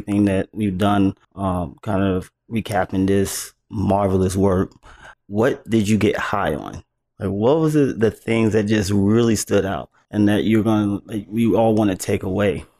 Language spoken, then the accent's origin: English; the South, United States; I'm from the South